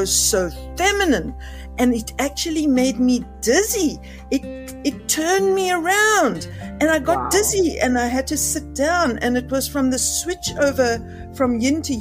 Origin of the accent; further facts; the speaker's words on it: Cape Town, Western Cape, South Africa; I'm from Cape Town, South Africa